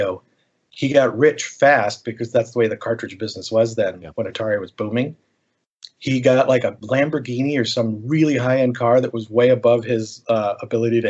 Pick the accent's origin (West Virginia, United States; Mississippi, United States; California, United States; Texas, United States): California, United States; Silicon Valley; now in Hawaii, United States; I grew up in Silicon Valley